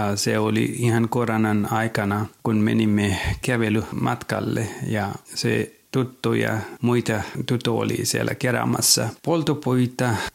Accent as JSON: {"language": "Finnish", "country": "Nepal", "second_language": "Finnish", "moved": "yes", "lives_now": "Finland", "said": "Olin kotoisin Nepalista"}